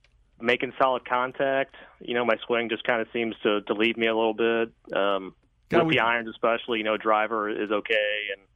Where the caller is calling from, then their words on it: St. Peters, Missouri, United States; I'm out in St. Peter's.